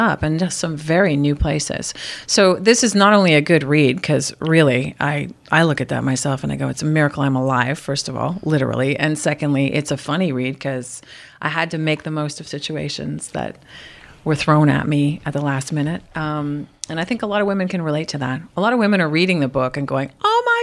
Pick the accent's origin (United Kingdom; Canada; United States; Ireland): Canada; Montreal, Quebec; I'm from Montreal, I'm Irish, I'm French Canadian, we're loud